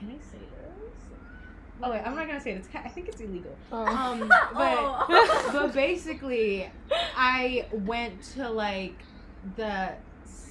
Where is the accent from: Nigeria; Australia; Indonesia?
Indonesia; Jakarta; moved away as an adult; we come from Jakarta.